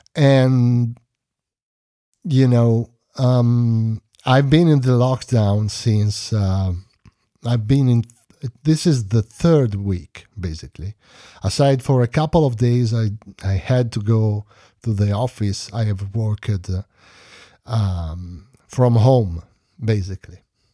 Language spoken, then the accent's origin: English; Bologna, Emilia-Romagna, Italy; born there; English is a second language; I was born in 1972 in Bologna, Emilia-Romagna. I worked several years in my city, basically, and then I moved in other places in Emilia, Carpi